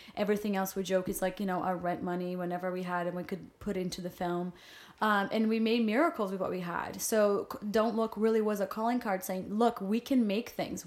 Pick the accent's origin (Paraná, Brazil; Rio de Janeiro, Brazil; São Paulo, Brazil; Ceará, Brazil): Rio de Janeiro, Brazil; English is a second language; moved away as an adult; also born or lived in New York; now in Los Angeles, United States; I was born and raised in Brazil